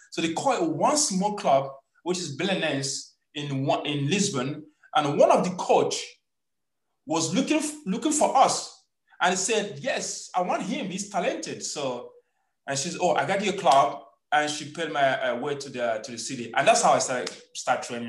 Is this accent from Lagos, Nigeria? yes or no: no; Nkwelesinaka, Anambra, Nigeria; moved away as an adult; also born or lived in Imo State, Nigeria; now in Portugal; I'm from Anambra, from Nkwelesinaka. So uh, my father was a policeman. Uh, we we we live in Imo State